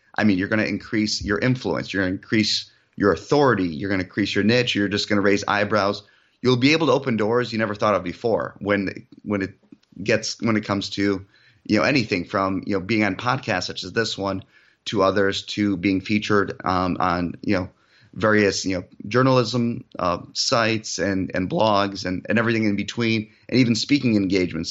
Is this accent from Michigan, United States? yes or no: yes; Michigan, United States; also born or lived in Europe; I was actually Born in Europe, um, I moved to the United States when I, at, at a very young age, so no accent. I originally grew up in Michigan